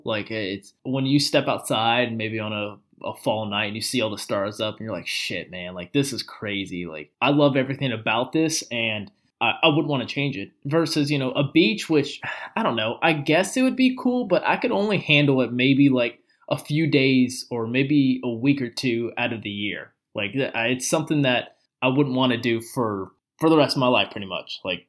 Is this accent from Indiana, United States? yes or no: yes; Indiana, United States; born there; also born or lived in Virginia / Florida / Pennsylvania; now in Georgia, United States; I'm young, and I was born in Indiana. I moved to Virginia, and then I moved to Florida, Georgia, Pennsylvania, Virginia again, and then we're back here in Georgia.